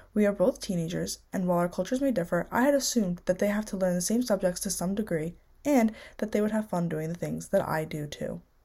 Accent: United States; born and raised in the United States

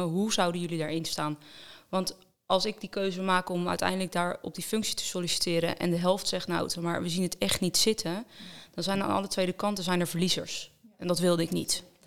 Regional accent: Roelofarendsveen, South Holland, Netherlands; Ik kom eh, eigenlijk dichtbij hier uit de buurt uh, uit Roervaarnsveen

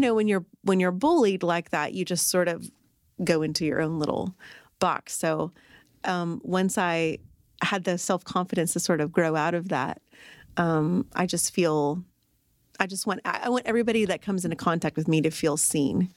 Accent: Arlington, United States; I'm from Arlington.

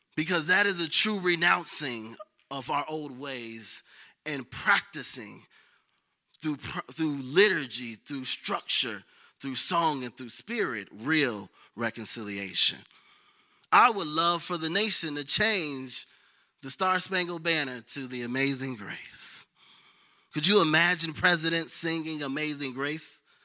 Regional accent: Chicago, Illinois, United States; I'm from the South Side of Chicago

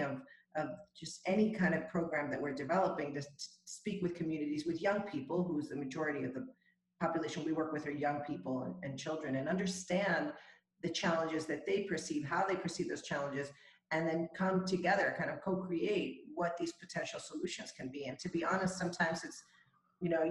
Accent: El Salvador; I'm from El Salvador originally

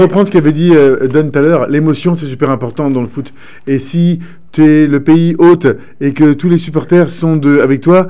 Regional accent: Iran; Je suis né en Iran

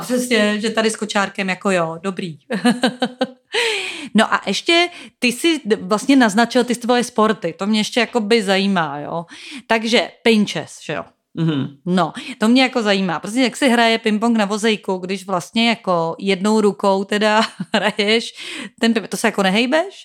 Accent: Prague, Czechia; Já jsem z Prahy

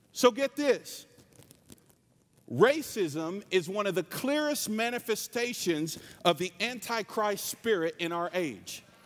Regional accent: North Carolina, United States; I'm from North Carolina. This is my real accent

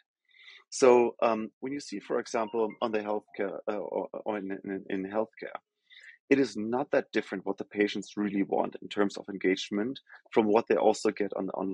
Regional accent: Germany; English is a second language; moved away as an adult; also born or lived in Rio de Janeiro, Brazil / Sao Paulo, Brazil; now in New York, United States; As I think most of the folks can probably hear from my accent, I'm from Germany originally

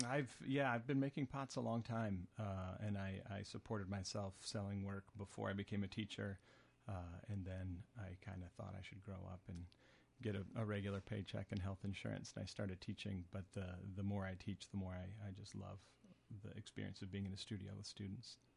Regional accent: Minneapolis, Minnesota, United States; moved away as an adult; now in Northfield, United States; I am from Minneapolis

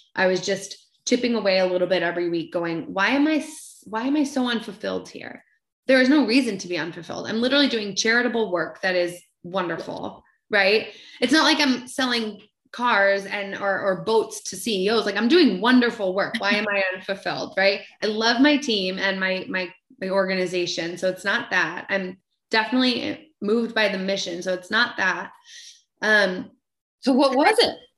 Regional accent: Maine, United States; I'm, I'm from Maine and I'm from this really small town, but like at the time had 2000 people and one blinking red light

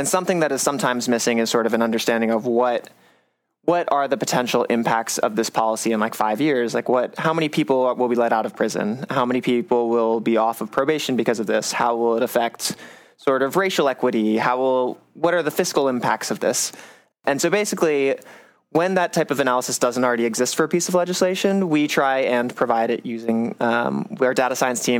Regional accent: Charlotte, North Carolina, United States; moved away as an adult; I'm originally from North Carolina, the suburbs of Charlotte near Davidson College.

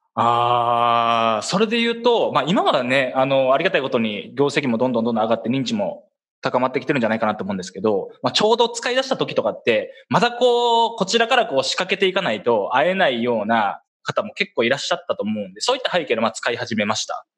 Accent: Kansai, Japan; accent: Kansai-ben; 僕だったら関西弁大事にしようぜ

